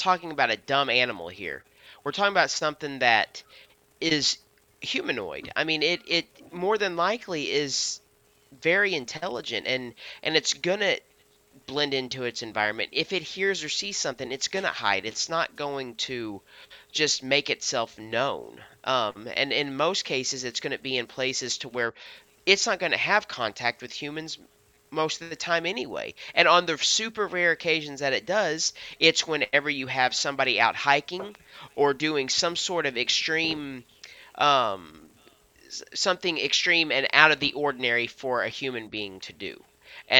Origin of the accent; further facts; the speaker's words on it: Missouri, United States; We're from Missouri